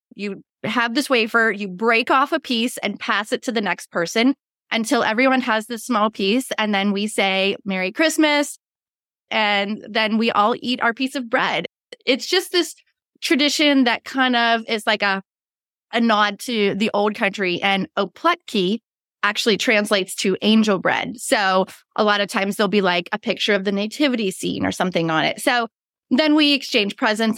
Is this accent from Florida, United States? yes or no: no; near Pittsburgh, Pennsylvania, United States; now in Western North Carolina, United States; I live in the Blue Ridge Mountains of Western North Carolina, but I grew up near Pittsburgh